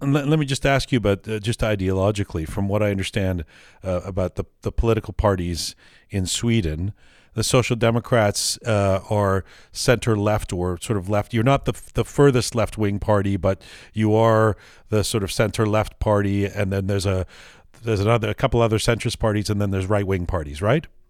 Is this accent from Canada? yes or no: yes; Canada; growing up as a as a liberal or sort of lefting left wing kid, you know, for me it was always in Canada